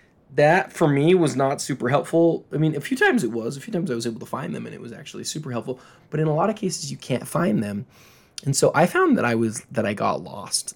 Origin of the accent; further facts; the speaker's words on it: Salt Lake City, Utah, United States; I'm from Salt Lake